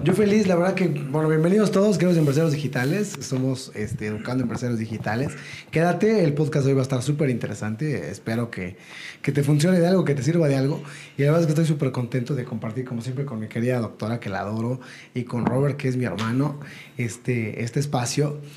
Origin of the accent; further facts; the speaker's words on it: Ecatepec, State of Mexico, Mexico; ya estaba en el metro, viajando en el metro, yendo a la primaria, etcétera, y, haciendo mis cosas, regresaba a mi casa en, en Ecatepec